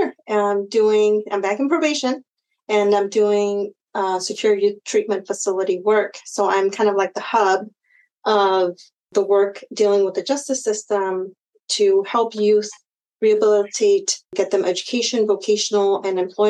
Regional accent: Sunnyvale, California, United States; also born or lived in Mountain View, California; now in Hollister, United States; We grew up in Orchard, so Sunnyvale area

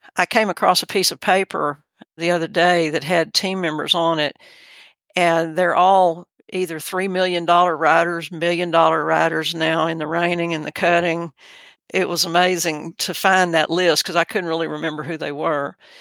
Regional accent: Texas City, Texas, United States; I was raised in Texas City, Texas, which is on the Gulf Coast

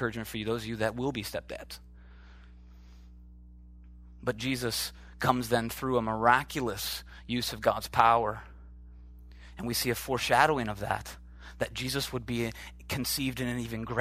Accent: Oshkosh, Wisconsin, United States; moved away; I'm from the Midwest, just, you know, Oshkosh, Wisconsin

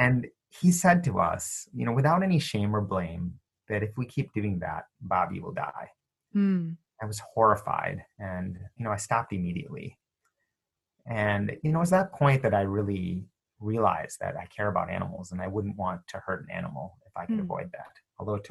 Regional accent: United States; I was born in the United States to immigrants from India, and as a child, every few years we would visit India

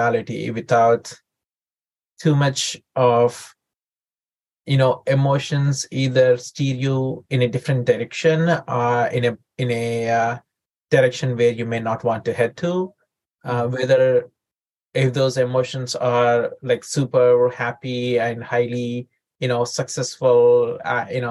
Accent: India; moved away as an adult; also born or lived in St. Louis, United States / San Diego, United States; now in United States; I grew up in India and I came to the United States when I was 21

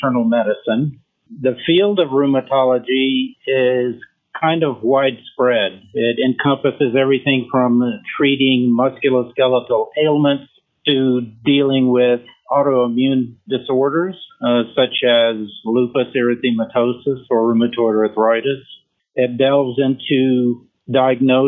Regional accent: Memphis, Tennessee, United States; first language French; English is a second language; moved away as an adult; also born or lived in Verdun, France; now in Montrose, United States; I essentially grew up in Memphis, Tennessee.

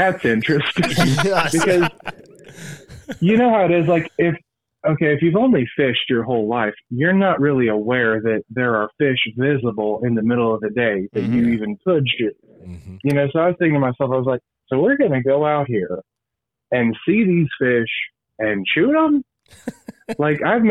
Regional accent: Missouri, United States; I've been born and raised in Missouri my whole life

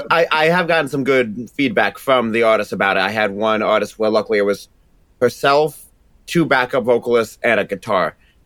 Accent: United States; accent: part Boston, part New York; People always think that my accent is like part Boston, part New York. So they called Boo York.

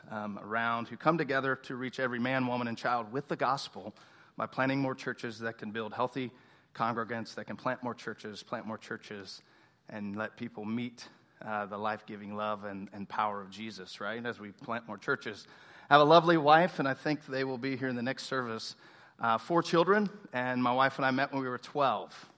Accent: Tomball, Texas, United States; I grew up in Tomball

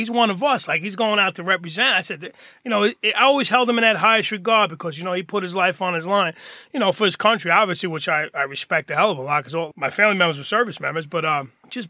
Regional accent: Hoboken, New Jersey, United States; I'm born and raised in Hoboken

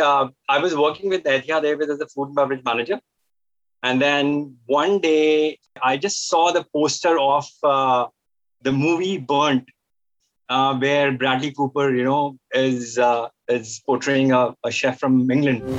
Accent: northern India, India; moved away as an adult; now in Dubai, United Arab Emirates; I'm from India, from the northern, northern part of India, and I've been in Dubai since last 12 years

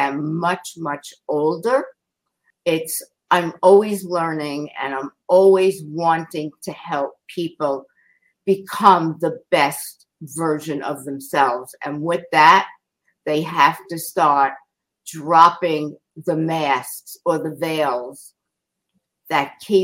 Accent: New York City, New York, United States; growing up in Queens and leaving and going to New York City

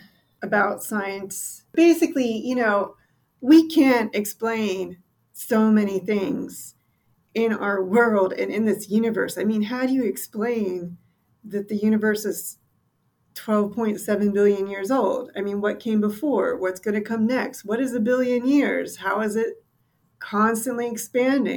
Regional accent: Western Maryland, United States; I grew up in Western Maryland

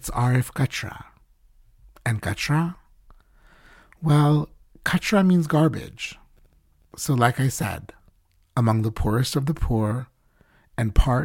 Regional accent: Mbeya, Tanzania; when I was a kid growing up in Beya, Tanzania, a beautiful hill town in the southwest of the country

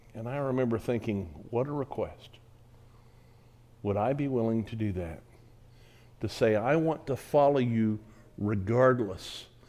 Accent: United States; I'm American

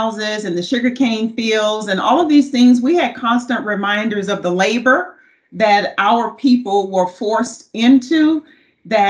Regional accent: Baton Rouge, Louisiana, United States; moved away; I grew up in the South, Baton Rouge, Louisiana

